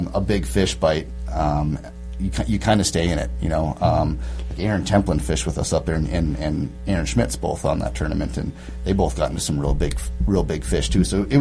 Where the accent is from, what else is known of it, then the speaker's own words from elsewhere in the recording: Baudette, Minnesota, United States; moved away as an adult; now in Bemidji, United States; I'm from Bidette. I grew up on Lake of the Woods